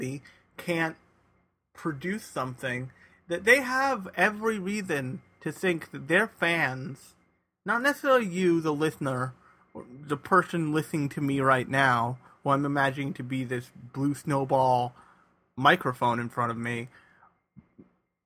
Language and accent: English; United States; we are not used to as American anime fans